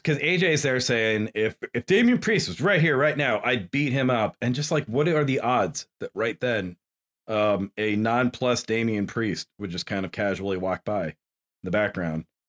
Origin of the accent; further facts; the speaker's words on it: New Hampshire, United States; white boy growing up in New Hampshire